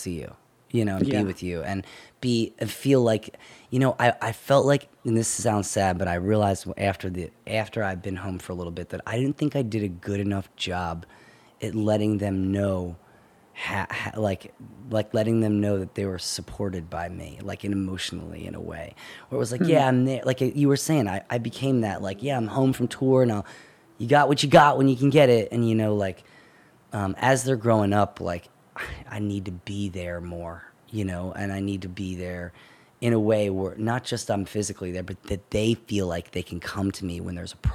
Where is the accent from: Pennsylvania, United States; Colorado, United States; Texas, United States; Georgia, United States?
Pennsylvania, United States; Holland; So I was born and raised in Holland, Pennsylvania, technically, which is like 25 minutes away from Doylestown